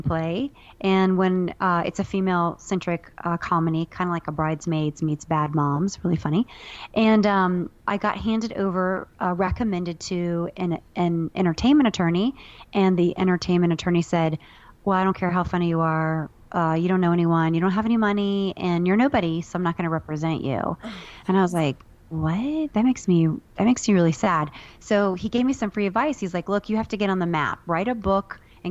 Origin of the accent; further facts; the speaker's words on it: Ohio, United States; moved away; I'm from a bordering state. I'm from Ohio